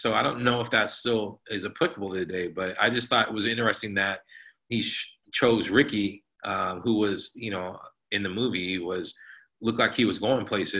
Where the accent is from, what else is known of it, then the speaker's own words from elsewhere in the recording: Santa Barbara, California, United States; I mean, I grew up in Santa Barbara. I say I'm from Santa Barbara. My father was in the military. I graduated from Santa Barbara High School. So I tell people I'm from Santa Barbara